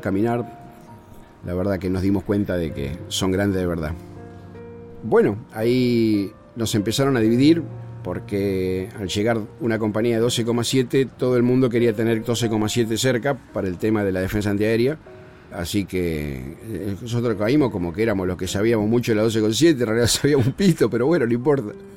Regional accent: Buenos Aires, Argentina; Yo soy porteño, nacido en Caballito, criado en San Telmo y hice mi primaria acá en el centro, en la ciudad de Buenos Aires

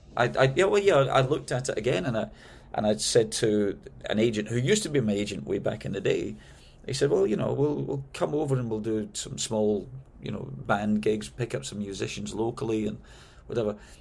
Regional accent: Glasgow, Scotland, United Kingdom; moved away as an adult; also born or lived in London; now in United States; when I moved from Glasgow, my, my hometown, uh, to London

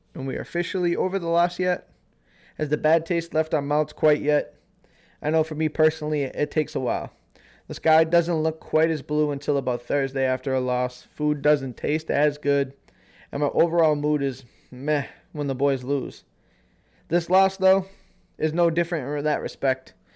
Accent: Worcester, Massachusetts, United States; I'm from the New England area, you know, born and raised just out of, out of Boston, Massachusetts, and Worcester, a city called Worcester.

